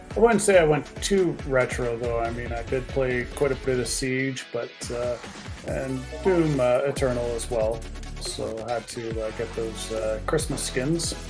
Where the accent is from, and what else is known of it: Canada